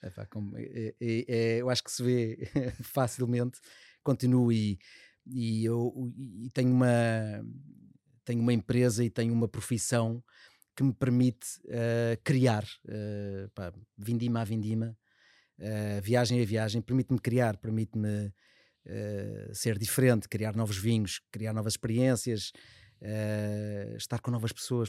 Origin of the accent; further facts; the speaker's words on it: Cascais, Lisbon, Portugal; also born or lived in Estoril; sou do, do Colégio dos Salesianos do Estoril, onde também estão os meus filhos. Um, tive no Liceu Polivalente em Cascais